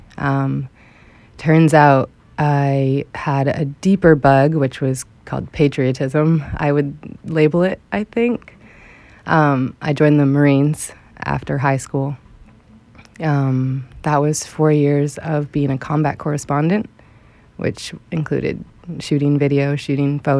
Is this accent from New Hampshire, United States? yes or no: yes; New Hampshire, United States; moved away as an adult; also born or lived in Boston; my hometown of New Hampshire when I was growing up.